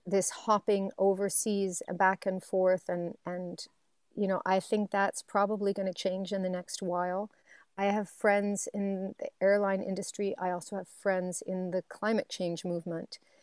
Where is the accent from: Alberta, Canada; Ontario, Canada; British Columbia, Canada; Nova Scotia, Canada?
Nova Scotia, Canada; Waverley; moved away; I'm from Waverly, Nova Scotia